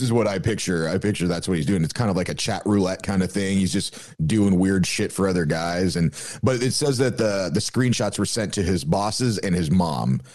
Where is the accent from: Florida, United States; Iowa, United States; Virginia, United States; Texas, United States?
Iowa, United States; I went to Iowa State for a little bit in, in my home state